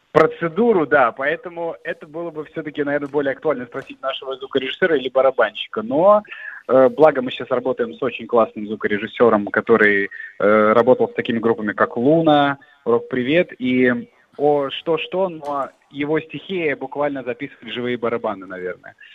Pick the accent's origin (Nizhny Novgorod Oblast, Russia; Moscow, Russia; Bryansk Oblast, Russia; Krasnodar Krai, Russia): Bryansk Oblast, Russia; Bryansk; в родном городе, не только в родной области